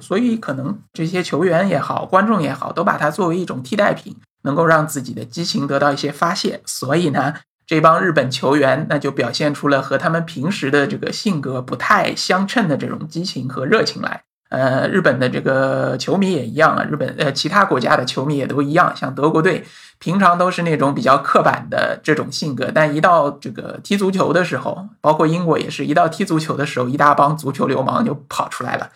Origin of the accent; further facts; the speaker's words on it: China; 我们作为中国人